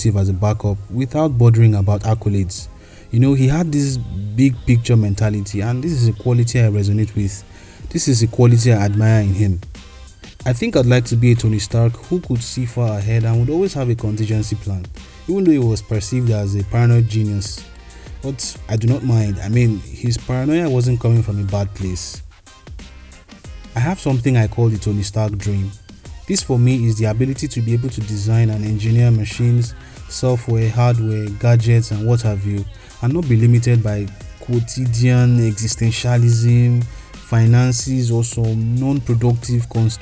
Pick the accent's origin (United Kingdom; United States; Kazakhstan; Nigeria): Nigeria; Kogi; I come from the Middle Belt region of Nigeria, Kogi State to be precise. I'm of the Igala tribe